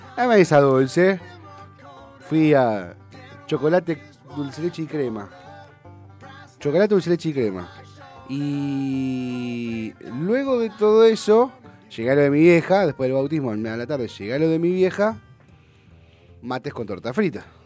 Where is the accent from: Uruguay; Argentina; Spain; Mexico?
Argentina; me siento más argentino que nunca